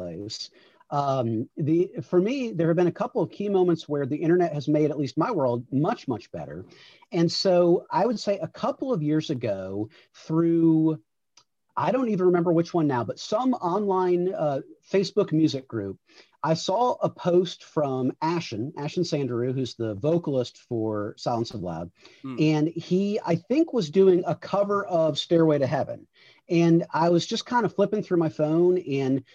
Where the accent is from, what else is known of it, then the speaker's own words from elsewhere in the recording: Miami, Florida, United States; now in Chicago, United States; I grew up in Miami, but I live now in Chicago.